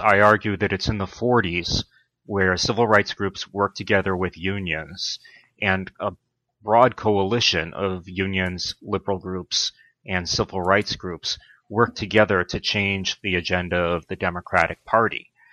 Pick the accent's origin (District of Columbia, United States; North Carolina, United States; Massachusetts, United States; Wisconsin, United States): Massachusetts, United States; Brockton; moved away as an adult; also born or lived in Pennsylvania / Los Angeles, California / Washington D.C.; I grew up in a blue collar town in Massachusetts called Brockton